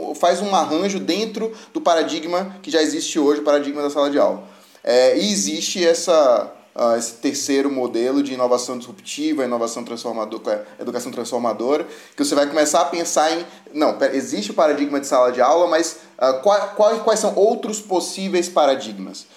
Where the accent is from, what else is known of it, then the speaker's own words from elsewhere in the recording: Salvador, Bahia, Brazil; eu nasci em Salvador